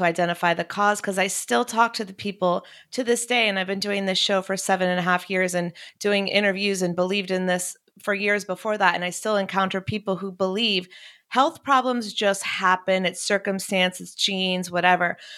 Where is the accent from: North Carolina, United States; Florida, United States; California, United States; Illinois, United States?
North Carolina, United States; Chapel Hill; I'm from Chapel Hill